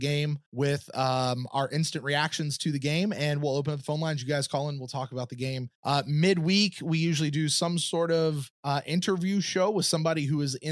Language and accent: English; Lexington, Kentucky, United States; moved away as an adult; also born or lived in Clearwater, Florida; I grew up in Lexington, Kentucky